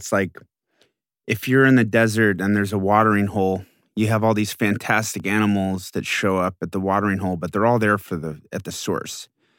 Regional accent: Houston, Texas, United States; I was growing up in Houston, but I was not from Houston, and I always felt like an alien.

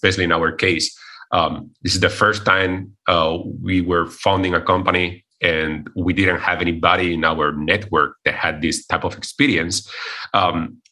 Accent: Cordoba, Andalusia, Spain; moved away as an adult; also born or lived in Bratislava, Slovakia; I come originally from Spain, from a city in the south of Spain called Cordoba

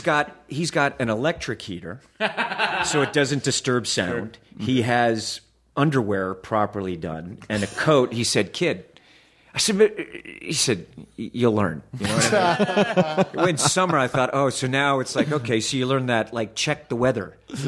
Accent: the South, United States; Mr. Hoffman, I was raised in the South.

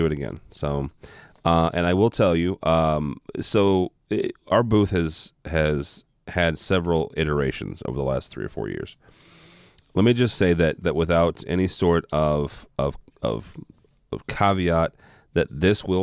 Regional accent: Midwest, United States; I'm from the Midwest

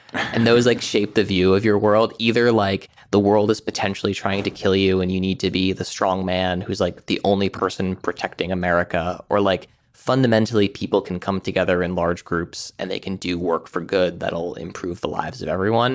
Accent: Amherst, Massachusetts, United States; I grew up in Western Massachusetts, um, around Amherst and sort of the towns around there

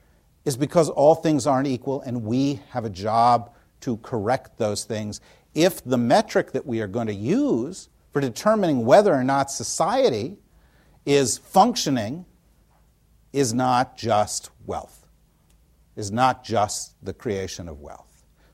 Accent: New Jersey, United States; when Tina and I were growing up in New Jersey, you know, I heard about the World Jewish Conspiracy

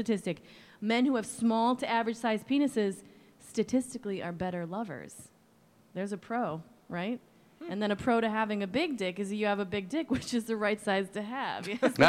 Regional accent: East Coast, United States; But it's like I came from the East Coast, and right.

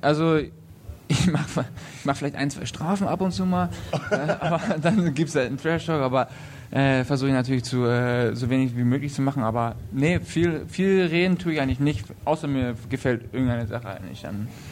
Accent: Lüneburg, Lower Saxony, Germany; also born or lived in Berlin; now in Nuremberg, Germany; in Lüneburg, wo ich herkomme

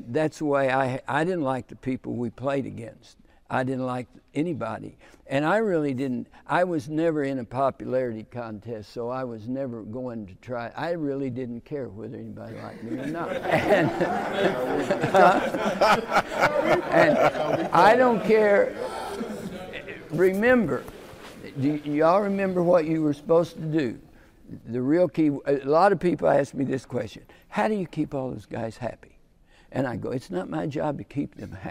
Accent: United States; also born or lived in Texas / Oklahoma; I grew up in the Texas, Oklahoma

